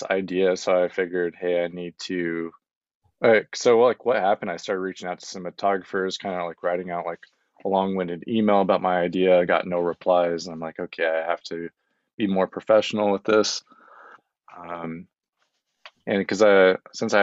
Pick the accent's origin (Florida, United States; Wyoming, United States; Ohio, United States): Wyoming, United States; now in Los Angeles, United States; I'm from Wyoming